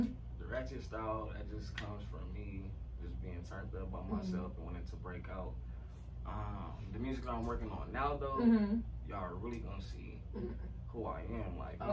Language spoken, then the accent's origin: English; California, United States; we're from California.